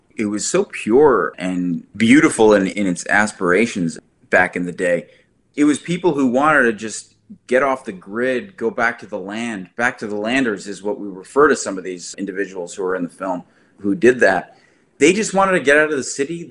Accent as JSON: {"language": "English", "region": "New Jersey", "country": "United States", "said": "I'm from New Jersey"}